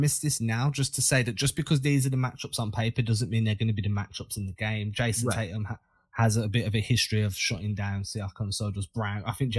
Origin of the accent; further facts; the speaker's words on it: England, United Kingdom; moved away; I'm not even from London